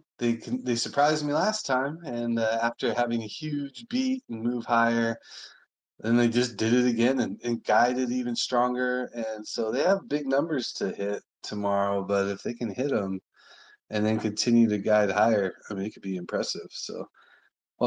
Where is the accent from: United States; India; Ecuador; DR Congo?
United States; Sonoran Southwest; I was born and raised in the Sonoran Southwest